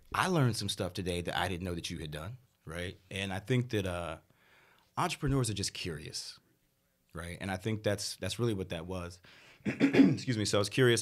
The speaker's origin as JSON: {"language": "English", "town": "Washington", "region": "District of Columbia", "country": "United States", "also_born_or_lived": "Houston, Texas", "said": "I'm from D C originally"}